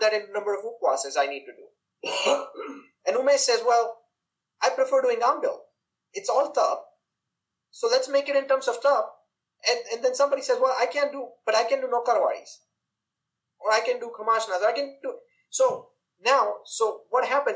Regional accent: India; especially growing up in India

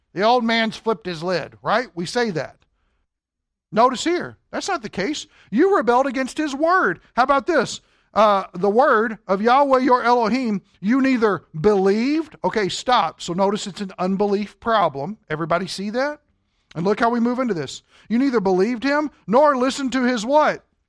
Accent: Kentucky, United States; now in Wisconsin, United States; we're from Kentucky

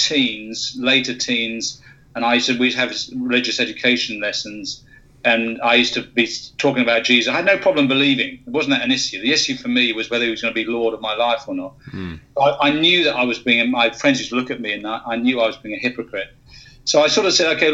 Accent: United Kingdom; moved away; you can tell from my accent, originally from the UK.

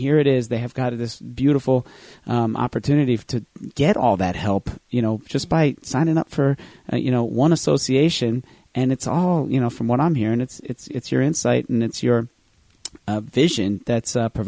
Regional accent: New Jersey, United States; accent: New Jersey; I just put my New Jersey accent on.

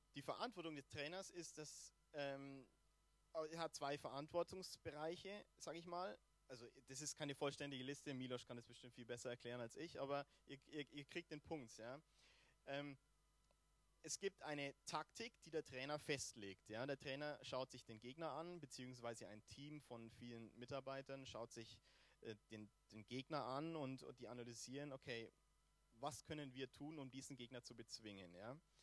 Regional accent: Germany; Fußball bei uns in Deutschland relativ weit verbreitet ist

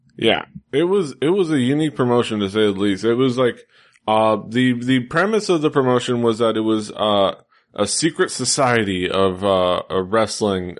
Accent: Miami, Florida, United States; I am from the Southeast, uh, Miami.

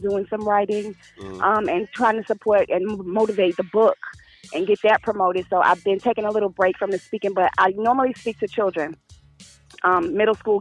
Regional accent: New York City, New York, United States; moved away as an adult; now in North Carolina, United States; I was born and raised in Brooklyn

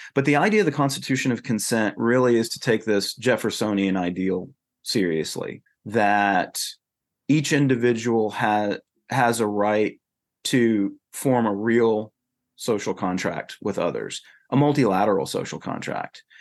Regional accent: North Carolina, United States; moved away as an adult; also born or lived in Texas; now in South Carolina, United States; I come from North Carolina

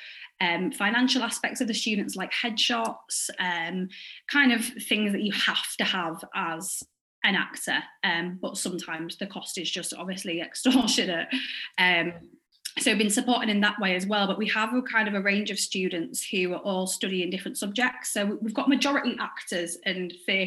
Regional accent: Hull, Yorkshire and the Humber, United Kingdom; I'm from Hull. I still live here now.

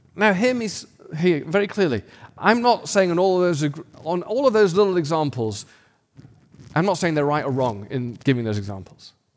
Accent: United Kingdom; now in United States; I'm an American, but a new one. And so I've got this cultural British thing going on

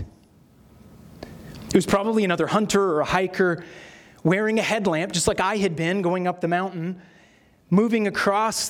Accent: Sierra Nevada, California, United States; Sierra is where I grew up in California

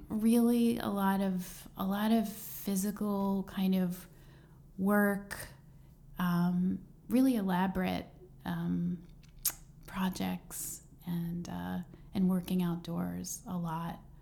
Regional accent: Plymouth Meeting, Pennsylvania, United States; now in Brooklyn, United States; I'm from um, suburban Philadelphia

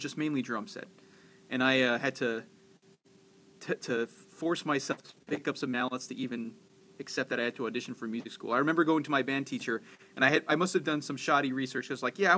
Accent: Stony Point, New York, United States; also born or lived in Orange County, New York; now in Rochester, United States; I grew up in Stony Point, New York, a little outside, like Nyack, I guess.

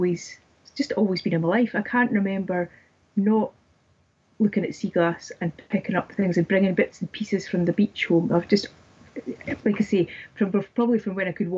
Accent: Dundee, Scotland, United Kingdom; I grew up in Dundee, which is a little bit north from where I'm staying.

